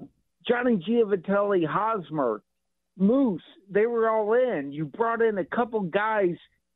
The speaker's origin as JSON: {"language": "English", "town": "Kansas City", "region": "Missouri", "country": "United States", "said": "I just feel like we're from Kansas City."}